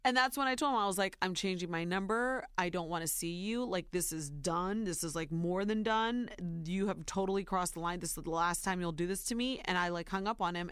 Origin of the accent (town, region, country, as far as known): Ohio, United States; born or raised there; now in New York, United States